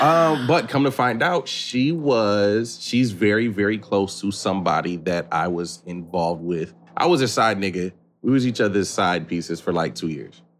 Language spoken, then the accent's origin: English; Battle Creek, Michigan, United States; born or raised there